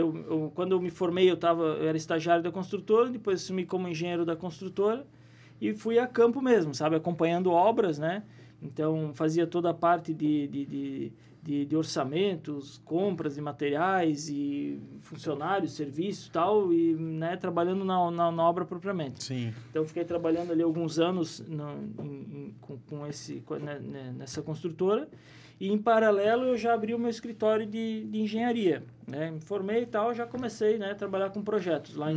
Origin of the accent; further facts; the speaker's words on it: Presidente Getúlio, Santa Catarina, Brazil; also born or lived in Caçador; eu posso dizer que eu sou de Presidente Getúlio, né? Me criei aqui, embora não tenha nascido, mas me criei na, na cidade, né?